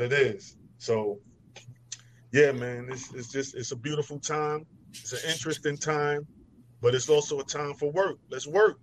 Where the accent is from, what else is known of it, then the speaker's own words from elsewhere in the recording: New York City, New York, United States; I'm from Brooklyn